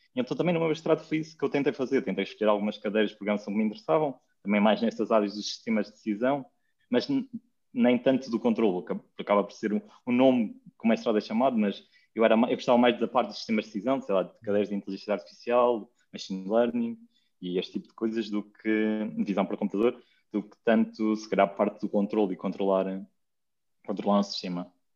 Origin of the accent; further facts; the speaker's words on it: Lapa dos Dinheiros, Guarda, Portugal; now in Lisbon, Portugal; eu não sou de, de Lisboa, sou de uma aldeia que se chama Lapa dos Dinheiros, que é no Conselho de Ceia, na, em Serra da Estrela